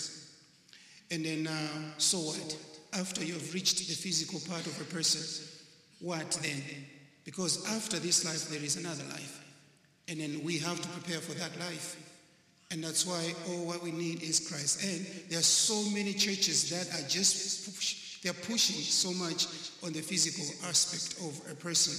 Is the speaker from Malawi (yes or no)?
yes; Malawi; I come from Malawi, not Maui. That's in Africa